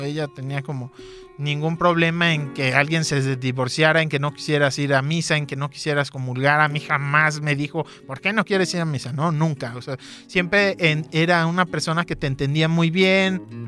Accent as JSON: {"language": "Spanish", "town": "Guadalajara", "region": "Jalisco", "country": "Mexico", "tie": "born or raised there", "said": "Nací aquí en Guadalajara en el 87."}